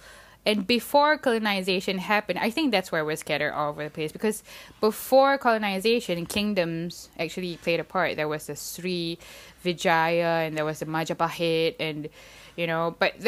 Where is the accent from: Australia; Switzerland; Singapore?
Singapore; No, I'm not. I'm Singaporean, born and bred.